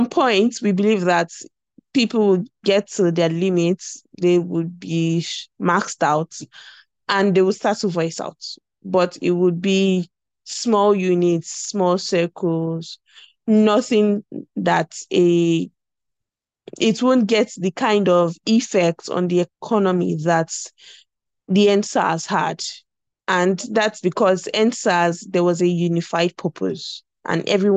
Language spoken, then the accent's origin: English; South West Nigeria, Nigeria; I'm from the Southwest